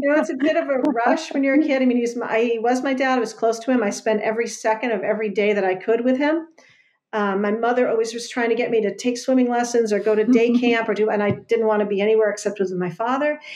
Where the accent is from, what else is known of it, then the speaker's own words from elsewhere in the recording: Westerly, Rhode Island, United States; now in Rowley, United States; I live in Rowley, Mass right now. I grew up in Westerly, Rhode Island